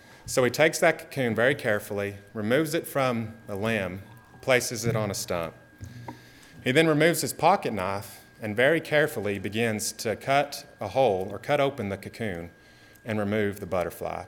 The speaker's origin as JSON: {"language": "English", "region": "Texas", "country": "United States", "said": "as a Texan or an American"}